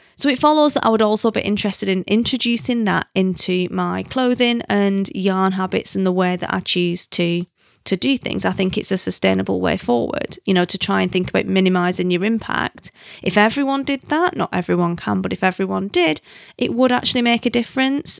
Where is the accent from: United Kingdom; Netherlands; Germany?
United Kingdom; the North of England; accent: broadest northern; in my broadest northern